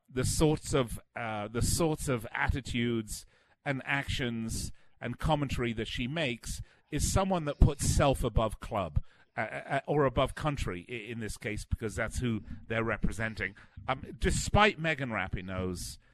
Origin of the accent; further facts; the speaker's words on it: United Kingdom; moved away; being British